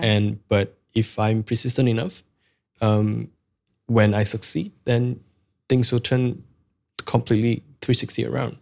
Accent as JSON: {"language": "English", "country": "Malaysia", "second_language": "English", "said": "we are Malaysian"}